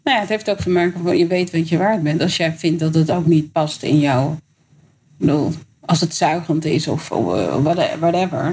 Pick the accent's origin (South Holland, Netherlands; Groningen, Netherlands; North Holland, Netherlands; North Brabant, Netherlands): North Holland, Netherlands; Amsterdam; ik ben opgegroeid in de Bijlmer